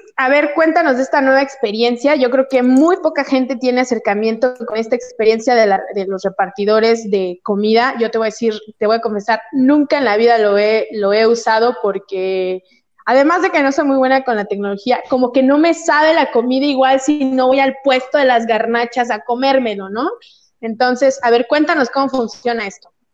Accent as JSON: {"language": "Spanish", "region": "Oaxaca", "country": "Mexico", "said": "el temblor que les mandó mi tierra"}